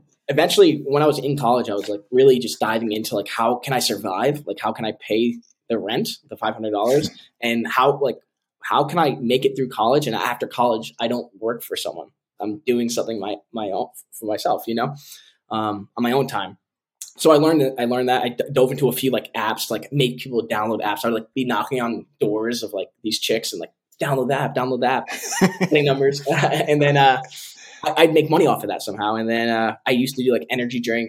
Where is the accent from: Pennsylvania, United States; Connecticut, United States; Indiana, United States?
Connecticut, United States; now in Tampa, United States; I'm from New England originally, so I still have that cold blood in me.